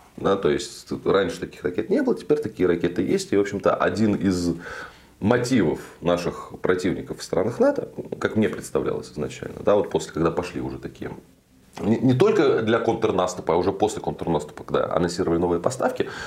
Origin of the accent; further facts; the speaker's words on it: Russia